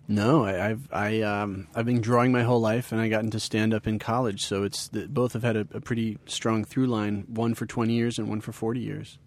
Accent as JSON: {"language": "English", "town": "New Rochelle", "region": "New York", "country": "United States", "tie": "born or raised there", "also_born_or_lived": "Ithaca", "moved": "yes", "lives_now": "Bay Area, United States", "said": "I grew up in New Rochelle, which was a half hour north of the city, and it was a very Italian and a very Jewish place to be"}